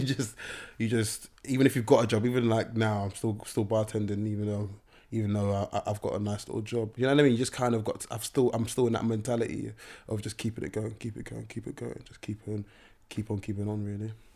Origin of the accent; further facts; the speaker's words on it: Nigeria; being Nigerian